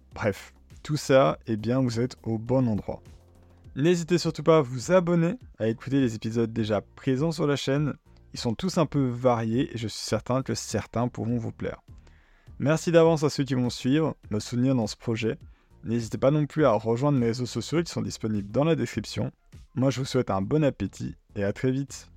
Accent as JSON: {"language": "French", "country": "Belgium", "said": "Je suis un Belge d'une vingtaine d'années"}